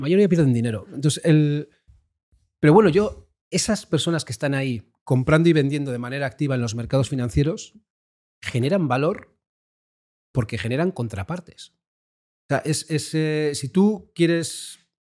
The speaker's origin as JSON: {"language": "Spanish", "region": "Basque Country", "country": "Spain", "said": "yo como decías, vengo del País Vasco."}